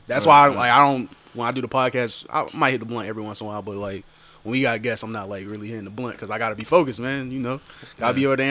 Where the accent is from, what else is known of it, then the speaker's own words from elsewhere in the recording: Virginia Beach, Virginia, United States; moved away; every time I go back to my city, because I'm from Virginia Beach